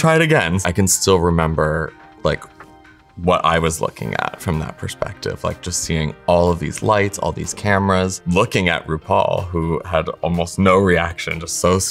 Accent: Illinois, United States; moved away as an adult; also born or lived in White River Junction, Vermont; my hometown in Illinois

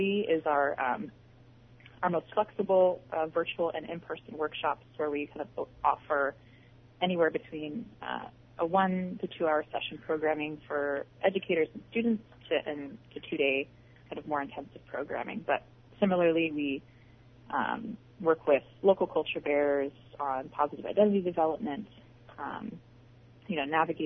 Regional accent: Bristol Bay, Alaska, United States; I'm from Bristol Bay

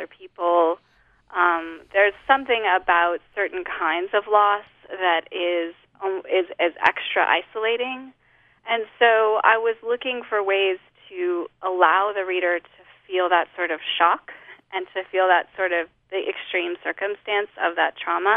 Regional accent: Holladay, Utah, United States; moved away as an adult; now in Lafayette, United States; I grew up in Holiday

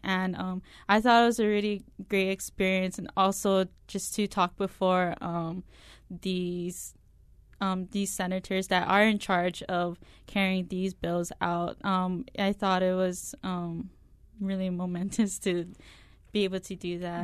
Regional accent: Nanakuli, Hawaii, United States; I'm coming from Nanakuli, I do attend this church.

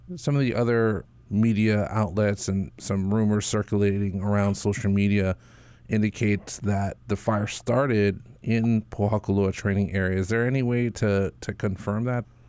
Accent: Waimea, Hawaii, United States; I grew up in Waimea

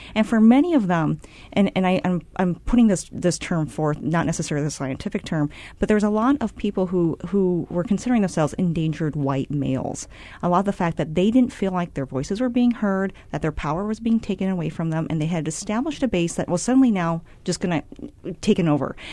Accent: Cedar Rapids, Iowa, United States; I'm from Cedar Rapids, Iowa

